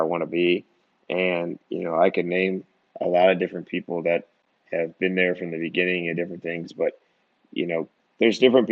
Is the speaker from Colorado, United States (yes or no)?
no; Wisconsin, United States; moved away as an adult; also born or lived in Illinois (outside Chicago) / Minnesota; now in Mississippi, United States; I grew up in Illinois and like outside Chicago. So I was about third grade, and then we moved to Wisconsin